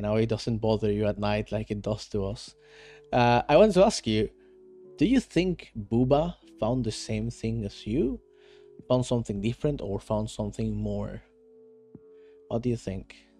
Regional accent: Venezuela; now in Netherlands; I live in Netherlands right now, although I am from Venezuela

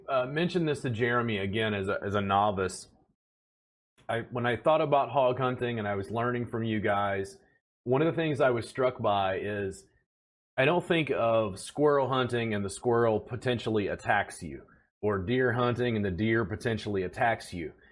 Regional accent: Louisiana, United States; now in Austin, United States; I grew up in Louisiana, so we get like a huge amount of rainfall in South Louisiana and Baton Rouge

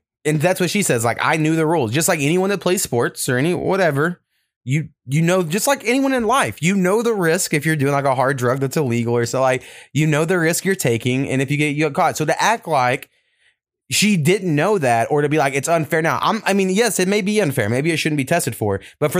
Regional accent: the South, United States; I grew up black in the South, and you know, I was taught I didn't want people to judge me for the color of my skin

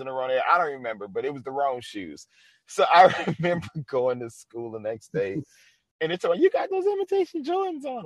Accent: the South, United States; I'm from the South

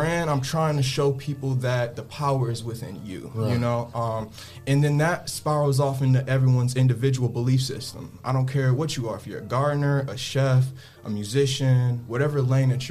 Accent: Toledo, Ohio, United States; also born or lived in Detroit, Michigan; I'm originally from Detroit, Michigan, but I moved out in Toledo when I was real young, my formative years, you know, 4 or 5 years old, and I've been out here ever

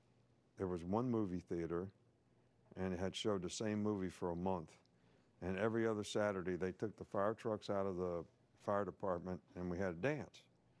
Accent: West Virginia, United States; But when I was growing up in West Virginia

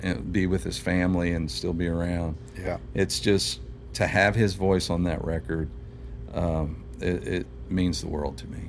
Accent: Louisville, Kentucky, United States; moved away as an adult; now in Nashville, United States; I grew up on the South End of Louisville

